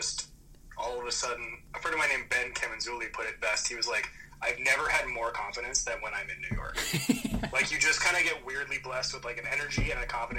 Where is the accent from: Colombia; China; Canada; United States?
Canada; Alberta; born there; Yeah, I was born in Alberta, which I don't know if you know what Alberta is in Canada. Alberta is like our Texas.